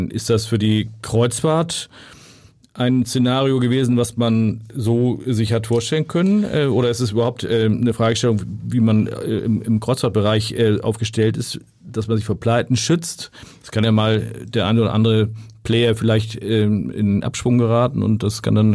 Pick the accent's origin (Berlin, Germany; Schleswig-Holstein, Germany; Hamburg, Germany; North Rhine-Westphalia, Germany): Hamburg, Germany; ich bin Hamburger, halt immer ein bisschen Salzwasser im Blut, äh, bin an der Ostsee